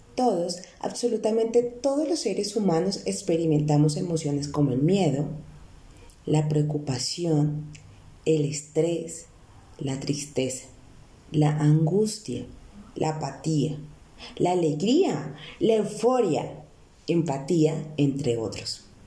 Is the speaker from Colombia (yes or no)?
yes; Bogotá, Colombia; also born or lived in Neiva; nací en Neiva, pero casi toda mi vida he vivido en la hermosa ciudad de Bogotá